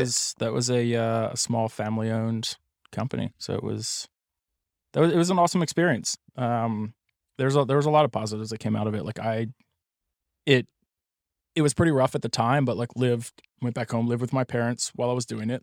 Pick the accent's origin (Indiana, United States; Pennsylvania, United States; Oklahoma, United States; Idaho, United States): Pennsylvania, United States; also born or lived in Chicago; I was actually born in Chicago. But, so I grew up in Pennsylvania.